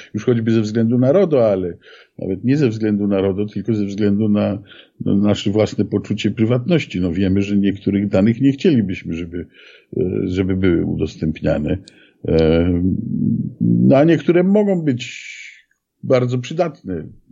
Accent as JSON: {"language": "Polish", "country": "Poland"}